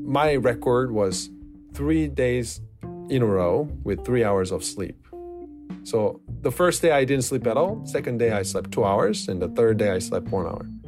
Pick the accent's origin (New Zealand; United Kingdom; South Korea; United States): South Korea; I'm from South Korea